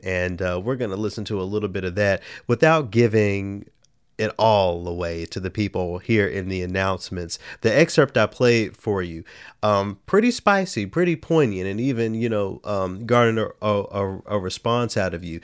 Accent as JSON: {"language": "English", "region": "the South", "country": "United States", "said": "being a Southerner"}